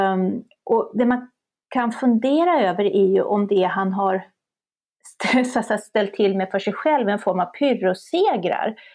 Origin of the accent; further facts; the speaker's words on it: Sweden; vi svenskar